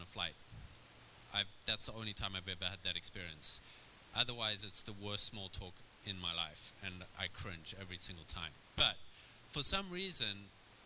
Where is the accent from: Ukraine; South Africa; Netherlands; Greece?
South Africa; also born or lived in Red Bluff, California; now in California, United States; I would move to a small cowboy town in California growing up in South Africa